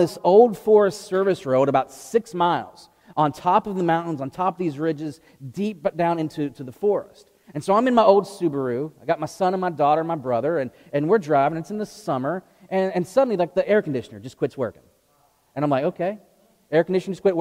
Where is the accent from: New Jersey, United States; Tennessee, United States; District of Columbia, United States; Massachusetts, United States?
Tennessee, United States; outside of Memphis; now in East Tennessee, United States; I grew up outside of Memphis, and so I like real barbecue, not vinegar soup